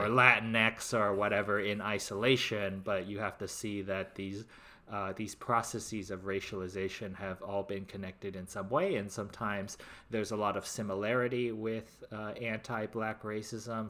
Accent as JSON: {"language": "English", "town": "Los Angeles", "region": "California", "country": "United States", "said": "I'm from the Lo, Greater Los Angeles area and a cluster of suburbs"}